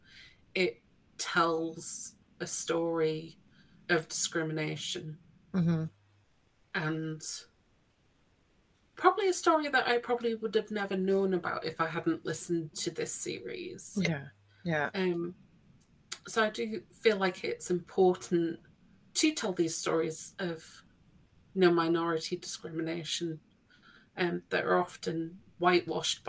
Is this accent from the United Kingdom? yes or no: yes; Scotland, United Kingdom; I grew up in Scotland, so a lot of the history that I was taught at school was Scottish related history